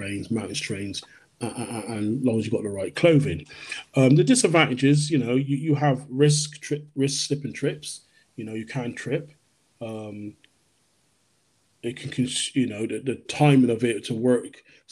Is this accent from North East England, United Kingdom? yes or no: no; Bristol, South West England, United Kingdom; also born or lived in London / Jamaica (ancestry); I was born in London. I'm raised in Bristol. My parents are Jamaican. So I reside in the Bristol area.